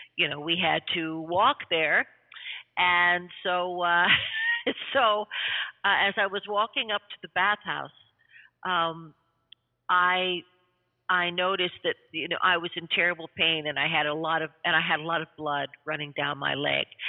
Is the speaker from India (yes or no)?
no; Canada; also born or lived in New York City